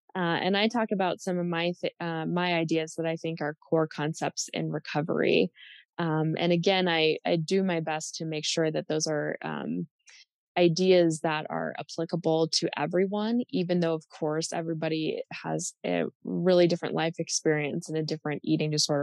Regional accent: United States; I'm speaking as an American

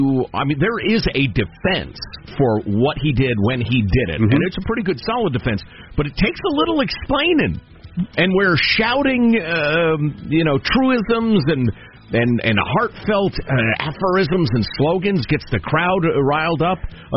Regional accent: Chicago, Illinois, United States; Joe has one of those long Polish names that I grew up with in Chicagoland

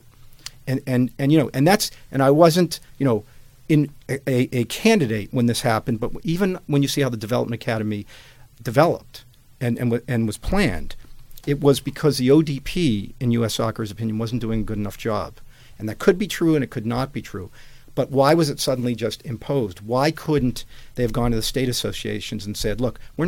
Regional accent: Boston, Massachusetts, United States; born or raised there

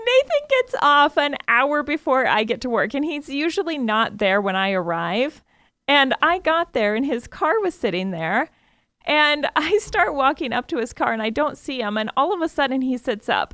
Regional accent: Iowa, United States; I grew up in Iowa

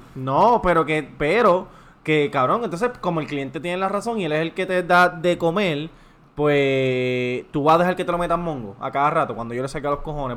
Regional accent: Levittown, Toa Baja, Puerto Rico; yo soy de Levitown

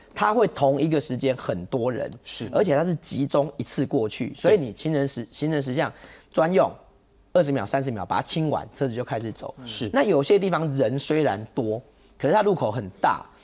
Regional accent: Taiwan; 我们台湾人

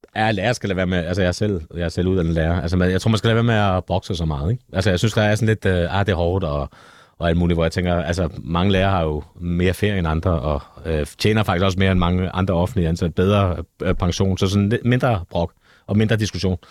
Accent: Copenhagen, Capital Region of Denmark, Denmark; jeg kommer også fra Nørrebro

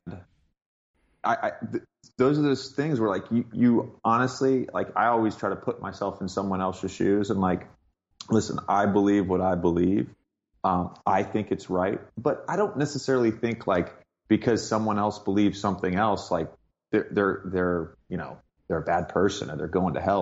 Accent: Virginia, United States; also born or lived in Cookeville, Tennessee; I grew up mostly in Virginia, uh, but I was born in Tennessee.

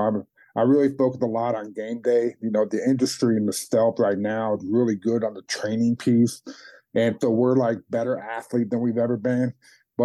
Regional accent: Chicago, Illinois, United States; I grew up, I was born in Chicago

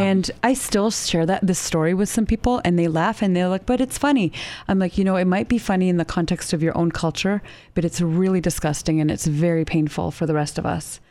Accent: Canada; moved away as an adult; now in United States; I grew up in Canada and I lived there for a little over twenty-two years

